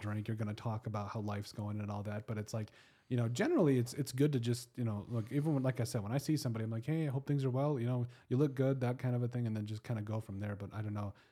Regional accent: Custer, South Dakota, United States; I was from Custer

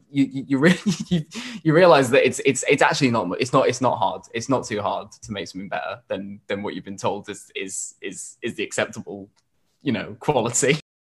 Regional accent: Yorkshire and the Humber, United Kingdom; we grew up in in Yorkshire

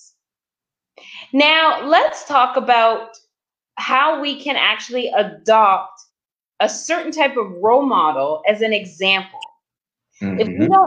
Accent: Toronto, Ontario, Canada; moved away as an adult; now in Los Angeles, United States; I was originally from Toronto, and I was living in Toronto at the time a few years back

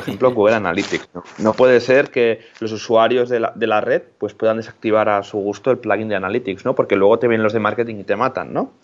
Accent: Molins de Rei, Catalonia, Spain; yo soy de Molins de Rey, que es un pueblo que está muy cerquita de Barcelona

